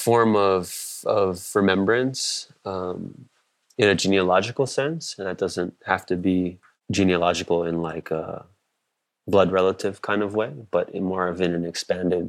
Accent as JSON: {"language": "English", "region": "Hawaii", "country": "United States", "tie": "born or raised there", "said": "Born and raised in Hawaii"}